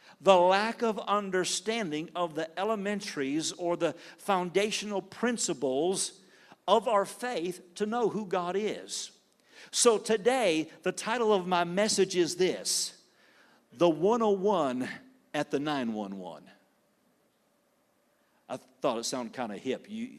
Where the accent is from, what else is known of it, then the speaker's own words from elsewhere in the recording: Clio, Michigan, United States; accent: Southern; Everybody asks me, where are you from? And I'm like, from Michigan. No, really, I'm from Clio, Michigan. That's where I grew up. And they're like, you don't sound like it.